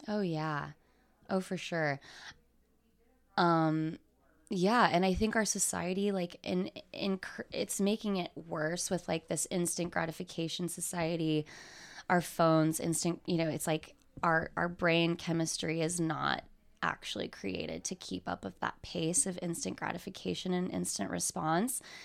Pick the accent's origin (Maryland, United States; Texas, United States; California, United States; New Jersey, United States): Texas, United States; moved away as an adult; also born or lived in Lubbock / New York / Los Angeles; now in Dallas, United States; growing up in Texas